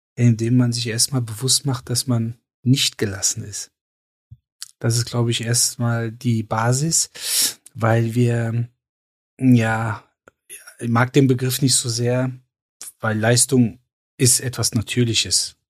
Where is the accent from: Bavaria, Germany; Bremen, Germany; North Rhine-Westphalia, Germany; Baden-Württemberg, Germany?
North Rhine-Westphalia, Germany; Cologne; ich komme aus Köln.